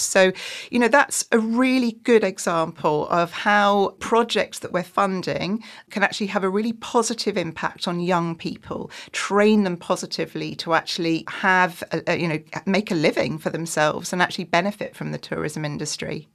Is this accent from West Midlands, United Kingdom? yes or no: no; just outside York, Yorkshire and the Humber, United Kingdom; I am from Yorkshire, um, just outside York